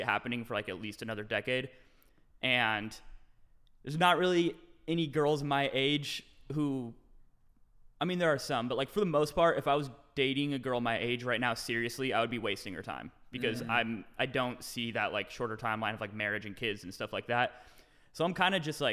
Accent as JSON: {"language": "English", "town": "Renton", "region": "Washington", "country": "United States", "tie": "born or raised there", "moved": "yes", "lives_now": "Austin, United States", "said": "Just outside of Seattle, Renton, Washington"}